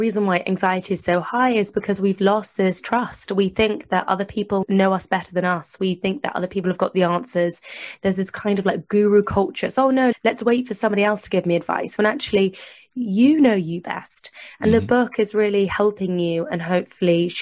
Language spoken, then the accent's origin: English; United Kingdom; I'm British